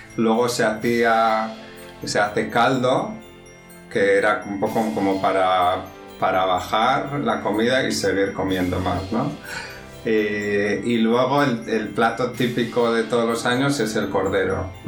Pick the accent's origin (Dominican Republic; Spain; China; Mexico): Spain; San Sebastián, Basque Country; moved away as an adult; also born or lived in London; now in Madrid, Spain; soy español, nací en San Sebastián, que está en el norte de España pero ya llevo muchos años fuera de San Sebastián